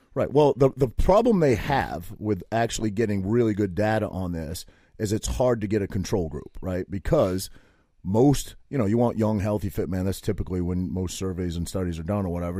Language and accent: English; Maine, United States; I grew up in Maine